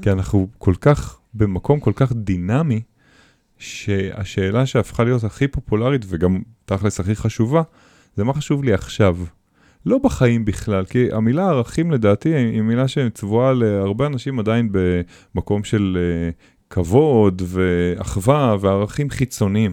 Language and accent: Hebrew; Israel; אצלנו בישראל